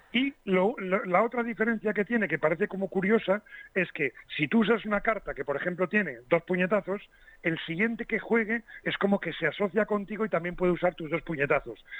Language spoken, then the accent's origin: Spanish; Las Rozas, Community of Madrid, Spain; mi pueblecito de las Rozas.